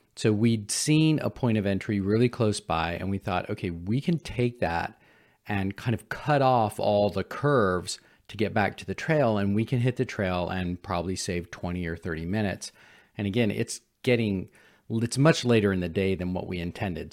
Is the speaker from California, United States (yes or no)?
yes; San Francisco, California, United States; I'm a city boy. I grew up in San Francisco